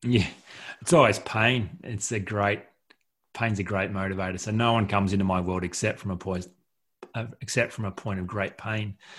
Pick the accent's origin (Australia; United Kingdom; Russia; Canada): Australia; Collector, New South Wales; moved away as an adult; also born or lived in Goulburn, New South Wales; I'm from a, a rural town, um, you know, town of 150 people uh, in Collector, rural New South Wales.